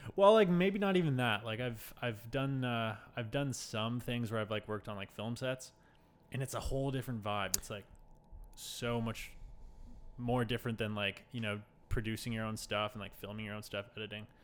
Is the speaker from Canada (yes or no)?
yes; Toronto, Ontario, Canada; moved away as an adult; now in Halifax, Canada; I'm originally from Toronto